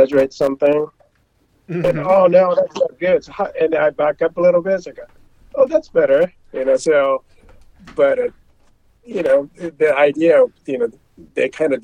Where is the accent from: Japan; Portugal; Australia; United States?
Japan; English is a second language; moved away; I'm from Japan. I didn't speak much, you know, when I moved down here, and I was kind of afraid